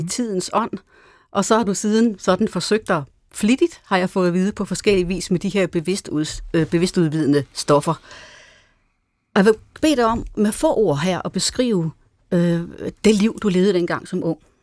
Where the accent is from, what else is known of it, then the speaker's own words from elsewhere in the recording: Denmark; hjemme på græsplænen i Hastenen, hvor jeg voksede op.